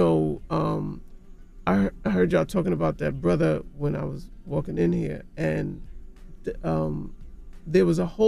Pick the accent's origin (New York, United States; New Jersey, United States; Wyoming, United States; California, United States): New York, United States; New York City; I'm from Jamaica, Queens.